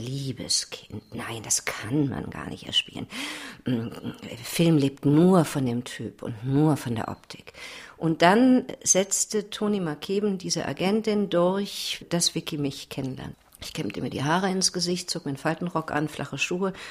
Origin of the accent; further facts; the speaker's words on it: Berlin, Germany; bin ja Berlinerin